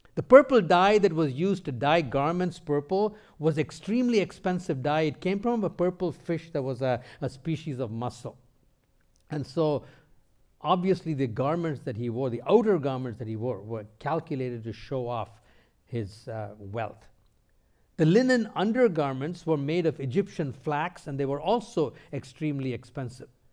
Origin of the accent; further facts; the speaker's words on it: India; moved away; also born or lived in North America; Before coming to North America, I grew up in India